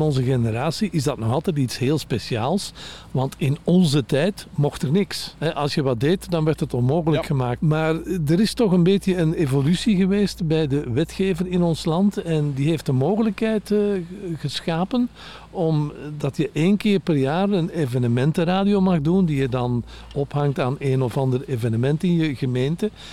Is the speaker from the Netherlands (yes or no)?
no; Antwerp, Flanders, Belgium; ik kom zelf van Antwerpen.